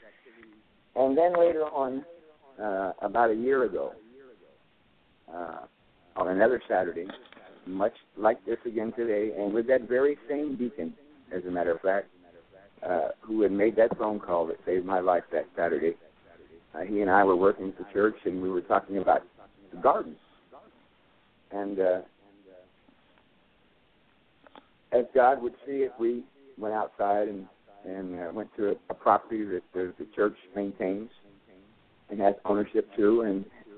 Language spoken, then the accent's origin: English; Bay Area, California, United States; moved away as an adult; now in Irving, United States; I'm from the Bay Area in California